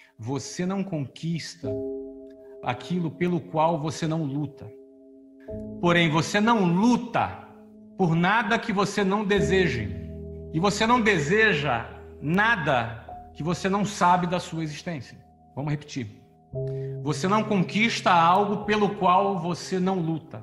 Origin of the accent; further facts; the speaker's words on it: Rio de Janeiro, Brazil; now in Orlando, United States; Eu era de uma família bem simples da periferia do Rio